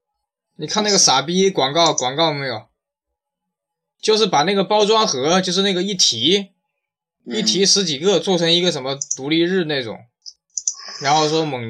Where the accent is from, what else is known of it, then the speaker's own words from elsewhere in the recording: China; 我觉得，我觉得我们中国人应该把事情放在这种上面，就是真正的创新上。